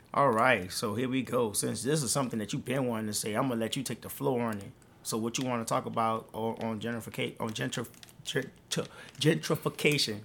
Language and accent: English; New Orleans, Louisiana, United States; moved away; I, I'm from New Orleans.